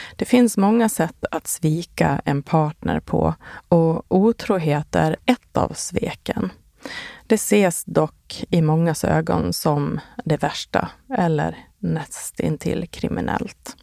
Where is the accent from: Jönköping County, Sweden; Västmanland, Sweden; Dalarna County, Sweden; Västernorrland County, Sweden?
Dalarna County, Sweden; Borlänge; now in Stockholm, Sweden; min hemstad Bålänge